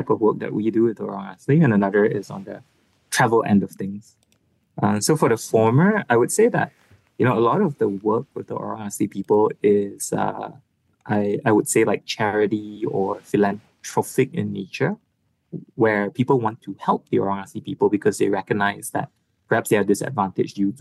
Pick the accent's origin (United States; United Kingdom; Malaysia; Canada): Malaysia; as a Malaysian person